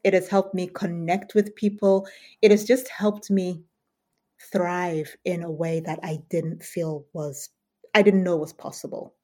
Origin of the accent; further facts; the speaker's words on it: United Kingdom; also born or lived in Southern Africa; as a Brit